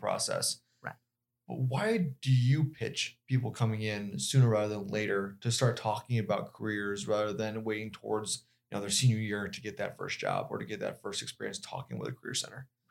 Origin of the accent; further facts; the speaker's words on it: Denver, Colorado, United States; moved away; I myself come from, like, Denver